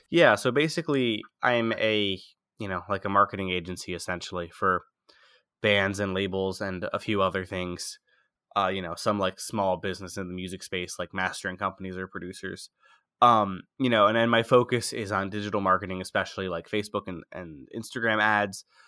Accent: outside of Philadelphia, Pennsylvania, United States; moved away; also born or lived in France; I was born in France, but then I grew up outside of Philadelphia

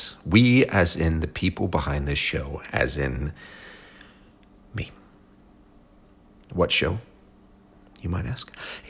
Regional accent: Tulsa, Oklahoma, United States; here in my hometown of Tulsa, Oklahoma.

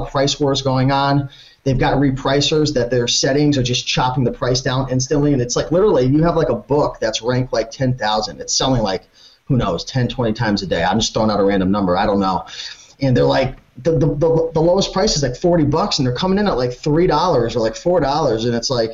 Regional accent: Connecticut, United States; It might just be where I live. I'm from Connecticut

